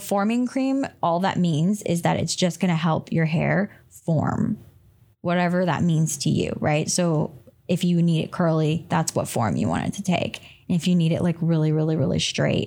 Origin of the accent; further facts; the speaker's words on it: North Carolina, United States; now in Oregon, United States; I'm not from Oregon. I'm from North Carolina